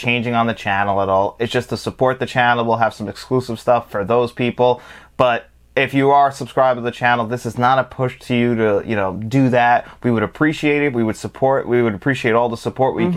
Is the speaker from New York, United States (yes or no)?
yes; Long Island, New York, United States